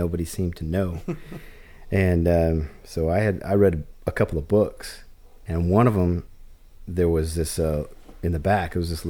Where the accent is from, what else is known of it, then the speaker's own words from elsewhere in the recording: Michigan, United States; now in Burbank, United States; I'm from Michigan.